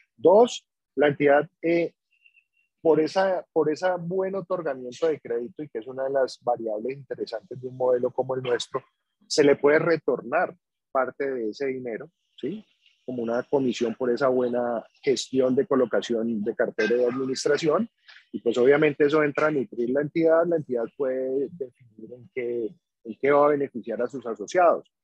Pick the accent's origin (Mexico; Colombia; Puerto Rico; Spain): Colombia; Cali, Valle del Cauca; yo soy de acá de Cali.